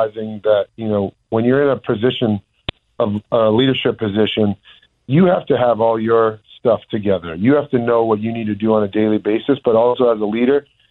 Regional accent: Massachusetts, United States; where I grew up in my home state

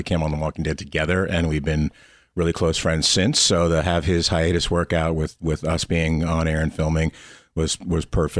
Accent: Lakewood, New Jersey, United States; I grew up in Lakewood, New Jersey

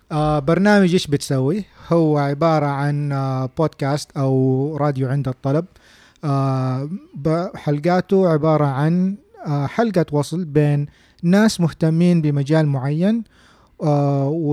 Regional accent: Saudi Arabia; عندنا في السعوديه

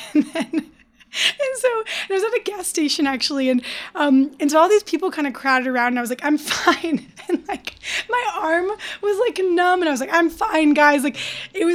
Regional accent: Detroit, Michigan, United States; I'm from Detroit.

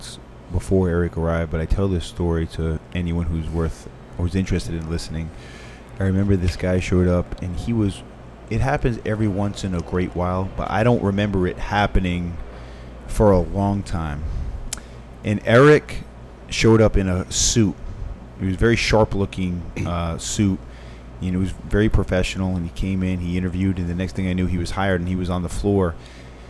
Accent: Fall River, Massachusetts, United States; moved away as an adult; also born or lived in Richmond, Virginia; I'm from Fall River, Massachusetts

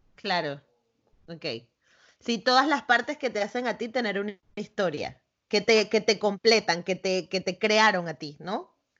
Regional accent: Caracas, Capital District, Venezuela; yo soy de Caracas, de la capital

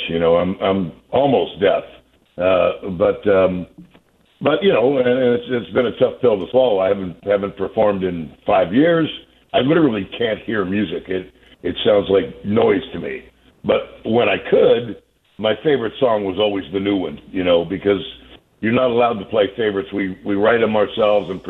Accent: Bay Area, California, United States; We're all from the Bay Area, so the whole band and crew's in the Bay Area

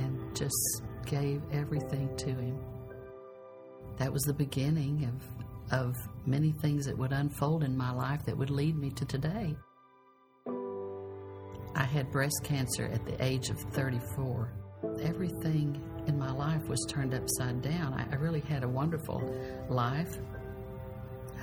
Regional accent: San Diego, California, United States; I grew up in San Diego in a very poor area

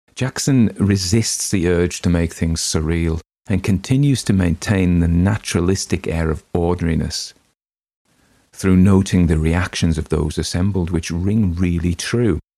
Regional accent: Northern England, United Kingdom; accent: Northern English; my own native accent

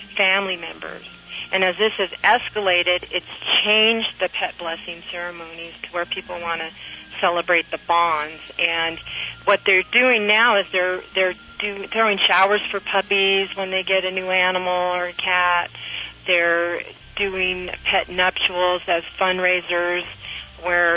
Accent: San Pedro, California, United States; here in California, my hometown of San Pedro

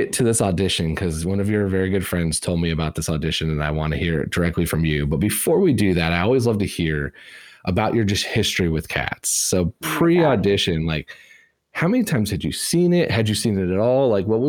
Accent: Indiana, United States; I grew up in Indiana

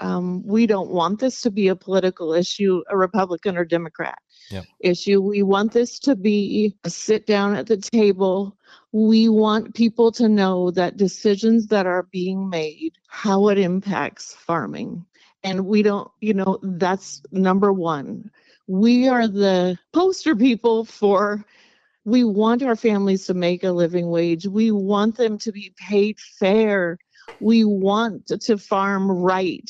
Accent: Lynden, Washington, United States; We were both raised in Linden

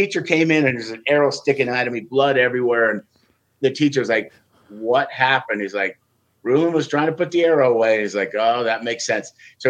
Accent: Wyoming, United States; For me growing up in Wyoming, it was.

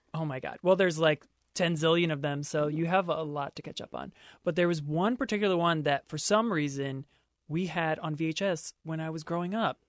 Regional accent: Maryland, United States; my home state of Maryland

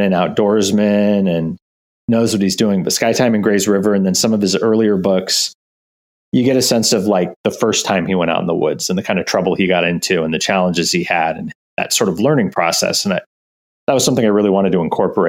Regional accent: Portland, Oregon, United States; I grew up in Oregon

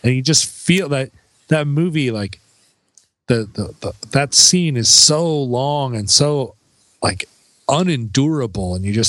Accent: Alaska, United States; I grew up in America, but also far away from America the great state of Alaska

